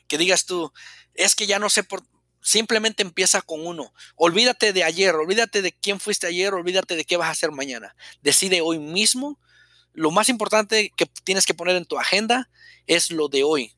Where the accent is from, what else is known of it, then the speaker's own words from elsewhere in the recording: Mexico; soy mexicano, eh, vivía en un pueblo pequeño